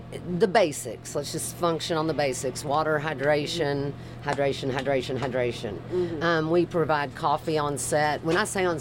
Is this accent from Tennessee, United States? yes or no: yes; Nashville, Tennessee, United States; moved away as an adult; now in Atlanta, United States; I'm from Nashville, Tennessee, originally, and I've been in Atlanta for 25 years